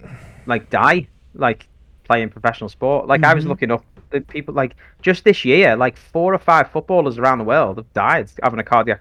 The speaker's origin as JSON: {"language": "English", "country": "United Kingdom", "said": "I'm British."}